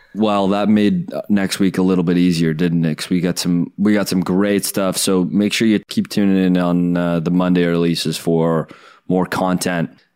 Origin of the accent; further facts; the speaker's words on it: Canada; as a Canadian